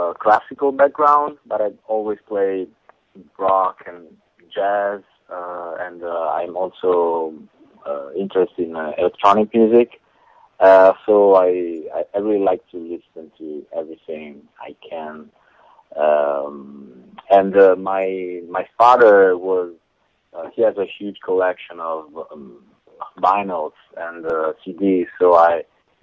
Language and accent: English; Italy; now in Seattle, United States; I'm from Italy